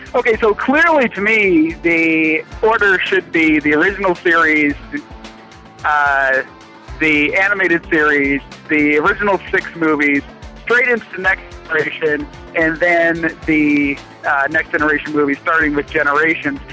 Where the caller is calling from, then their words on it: Columbus, Ohio, United States; I'm calling from Columbus, Ohio